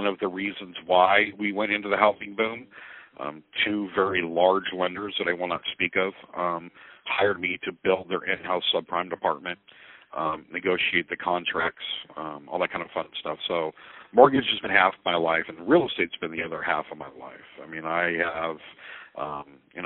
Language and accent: English; Oceanside, California, United States; moved away as an adult; also born or lived in San Diego, California; now in Fairview Heights, United States; I was born and raised in Oceanside, California